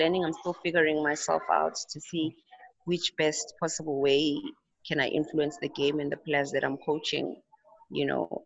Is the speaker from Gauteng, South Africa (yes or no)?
yes; Tembisa, Gauteng, South Africa; also born or lived in Pretoria; in high school, I played for a team in Tembisa um, where I lived with my parents.